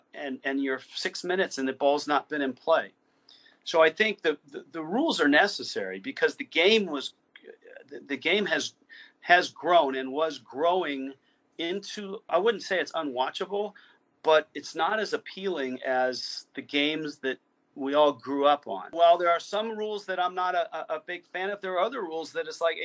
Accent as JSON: {"language": "English", "area": "Bay Area", "region": "California", "country": "United States", "tie": "born or raised there", "said": "when I was a kid growing up in the Bay Area"}